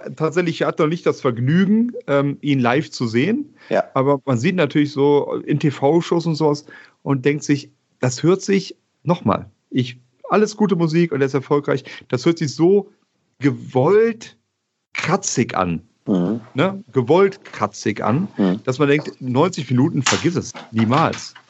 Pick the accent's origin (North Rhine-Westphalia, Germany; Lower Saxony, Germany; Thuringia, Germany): North Rhine-Westphalia, Germany; Bonn; also born or lived in Kiel; ich bin ja Bonner, von daher ist mein Verein die Telekom Baskets Bonn